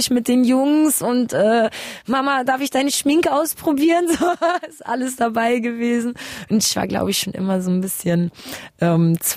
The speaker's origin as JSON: {"language": "German", "country": "Germany", "tie": "born or raised there", "also_born_or_lived": "Kazakhstan", "said": "ich bin ähm, in Kasachstan geboren, bin mit eineinhalb ungefähr ähm, oder zwei fast ähm, nach Deutschland gekommen mit meinen Eltern, ähm, eben über Moskau äh, umgestiegen."}